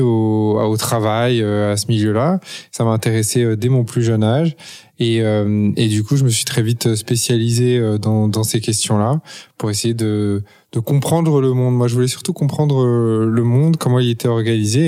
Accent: Paris, Île-de-France, France; moved away as an adult; also born or lived in United States; j'ai grandi à Paris, de parents à la fois français et étrangers

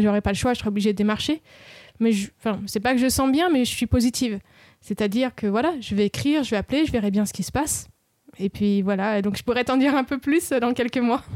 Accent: France; ils savent que je suis française

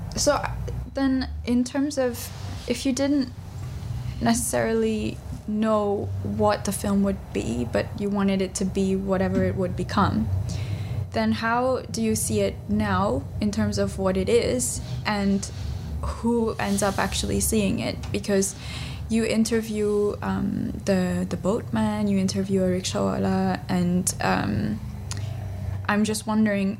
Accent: Delhi, India; I'm from Delhi

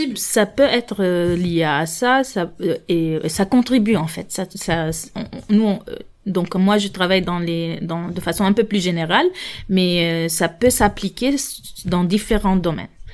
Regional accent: Lebanon; moved away as an adult; now in France; je suis libanaise et française par naturalisation. Donc, moi, mon diplôme euh, d'ingénieur, je l'ai obtenu au Liban

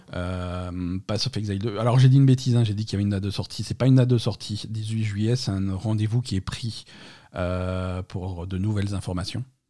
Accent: France; chez nous en France

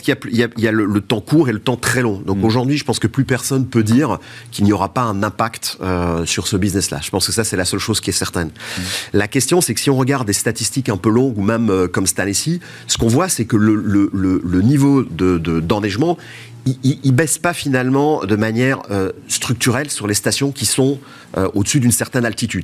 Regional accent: Belgium; je suis belge

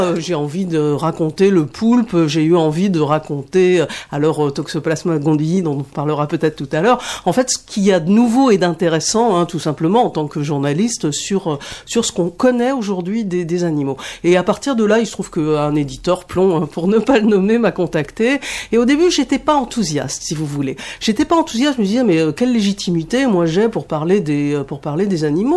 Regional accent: Paris, Île-de-France, France; je suis parisienne

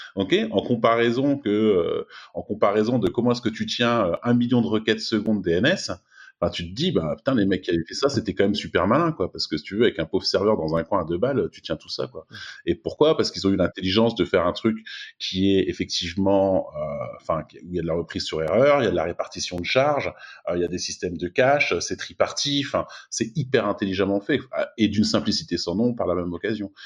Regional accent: France; moved away as an adult; now in Silicon Valley, United States; quand j'étais en France

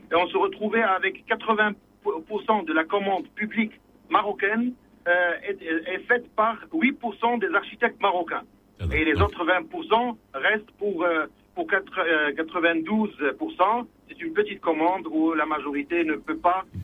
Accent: Germany; now in Morocco; Je suis ingénieur architecte. Je viens de l'Allemagne. J'ai passé 18 ans en Allemagne. Je suis

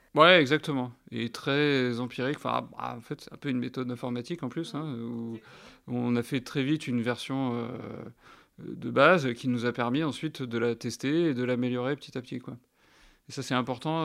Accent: France; on est français

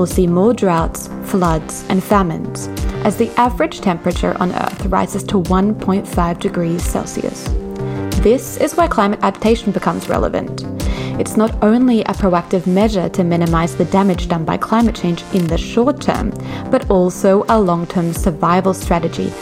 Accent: Australia; I'm from Australia

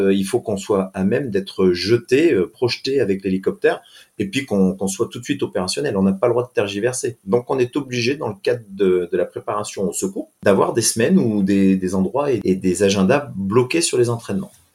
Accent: Briançon, Provence-Alpes-Côte d'Azur, France; moved away as an adult; also born or lived in Tarbes; je suis originaire de Briançon, dans les Hautes-Alpes

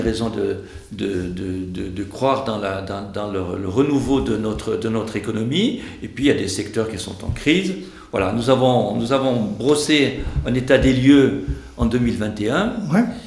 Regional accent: Bigorre, Occitania, France; chez nous, en Bigorre

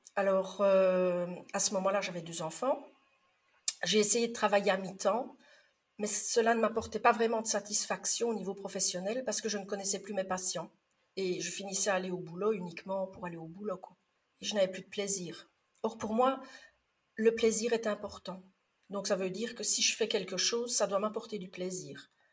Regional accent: Liège region, Wallonia, Belgium; non, j'aurais plutôt tendance à dire oufti, parce que je suis de la région liégeoise

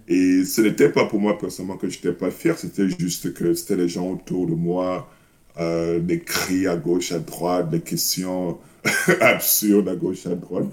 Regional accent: Cameroon; moved away; J'ai grandi au Cameroun, je suis né au Cameroun

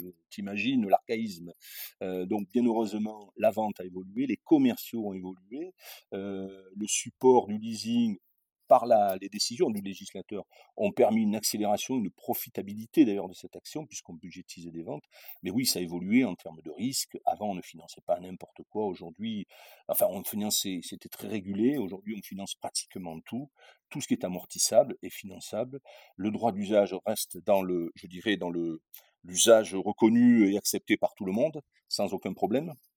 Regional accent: Châteauneuf-du-Pape, Provence-Alpes-Côte d'Azur, France; moved away; je suis, du sud de la France, je suis né à Châteauneuf-du-Pape, hein, à Avignon.

